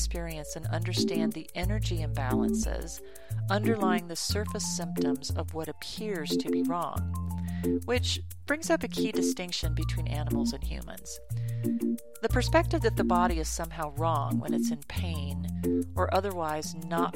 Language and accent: English; Colorado, United States; I was born and raised in Colorado, where I still reside